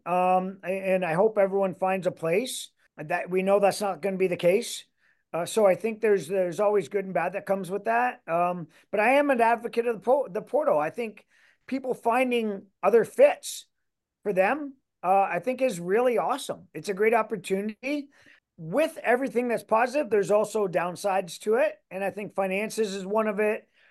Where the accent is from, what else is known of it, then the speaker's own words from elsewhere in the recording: Canada; moved away as an adult; also born or lived in Michigan; now in Iowa, United States; I am Canadian